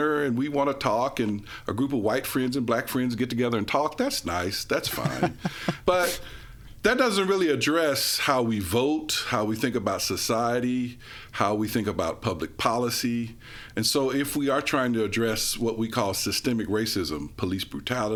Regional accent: Memphis, Tennessee, United States; growing up in Memphis

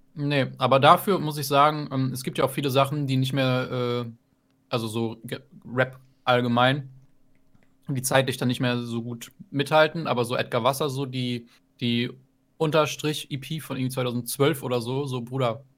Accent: near Meppen, Lower Saxony, Germany; ich komme aus der Nähe, ich komme aus der Nähe von Meppen

